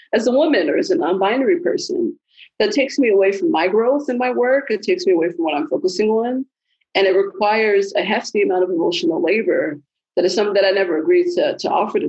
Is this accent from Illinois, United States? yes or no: yes; Chicago, Illinois, United States; I'm originally from the South Side of Chicago